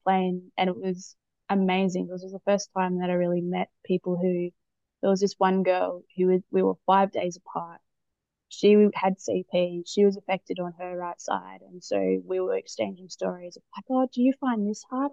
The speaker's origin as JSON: {"language": "English", "town": "Newcastle", "region": "New South Wales", "country": "Australia", "tie": "born or raised there", "said": "growing up in Newcastle and and playing sport at school."}